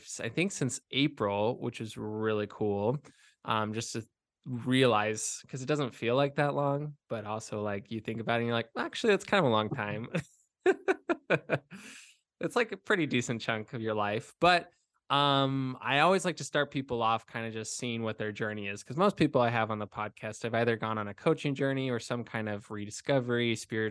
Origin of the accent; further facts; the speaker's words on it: Arizona, United States; I'm from Arizona